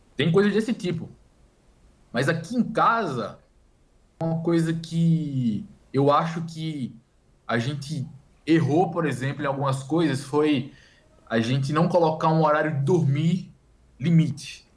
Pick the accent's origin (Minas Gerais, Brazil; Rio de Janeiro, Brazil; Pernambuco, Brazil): Pernambuco, Brazil; Recife; moved away as an adult; also born or lived in Campina Grande, Paraíba; now in São Paulo, Brazil; eu nasci em Campina Grande, só que eu só nasci em Campina Grande. Eu cresci em Recife